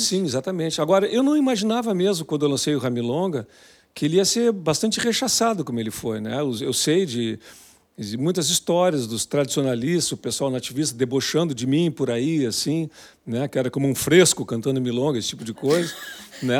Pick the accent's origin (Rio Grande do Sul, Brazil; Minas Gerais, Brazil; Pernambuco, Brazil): Rio Grande do Sul, Brazil; Pelotas; moved away as an adult; also born or lived in Rio de Janeiro; eu sou de Pelotas, sou do interior, me criei, é, lendo o João Simões Lopes Neto